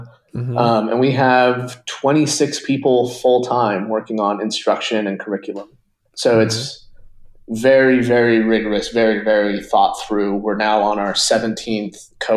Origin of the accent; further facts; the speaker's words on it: Utah, United States; moved away as an adult; also born or lived in San Francisco; I grew up in Utah, a smaller town, not, you know, kind of an hour south of Salt Lake